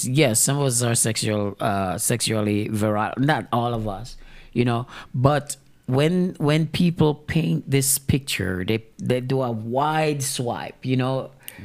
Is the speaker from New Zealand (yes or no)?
no; Jamaica; Me being a Jamaican